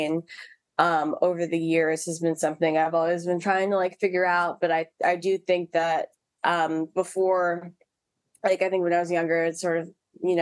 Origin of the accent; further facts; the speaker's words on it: New York City, New York, United States; also born or lived in Harlem, New York; I was originally from Harlem, but then I grew up in the South Bronx